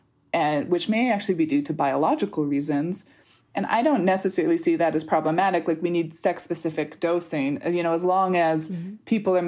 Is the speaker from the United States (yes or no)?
no; Canada; This is a U.S. thing where the list